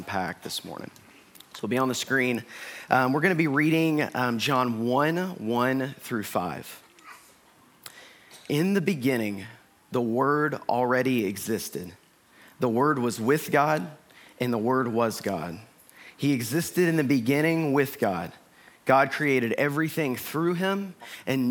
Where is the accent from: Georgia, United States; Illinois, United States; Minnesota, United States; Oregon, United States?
Georgia, United States; Northeast; I grew up in Northeast Georgia